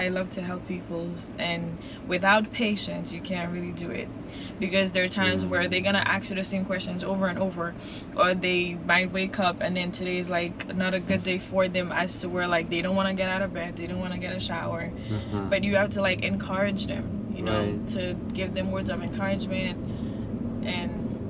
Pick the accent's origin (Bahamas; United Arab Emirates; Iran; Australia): Bahamas; The Bahamas.